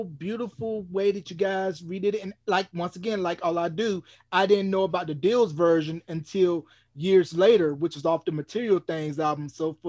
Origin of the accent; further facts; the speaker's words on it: North Carolina, United States; me growing up in North Carolina